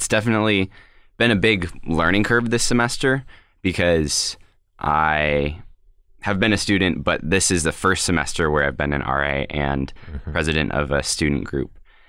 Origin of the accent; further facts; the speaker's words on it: Colorado Springs, Colorado, United States; I am born and raised in Colorado Springs, Colorado